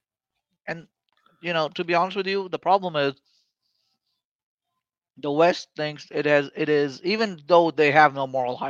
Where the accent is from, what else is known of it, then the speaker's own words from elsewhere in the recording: Pakistan; as a Pakistani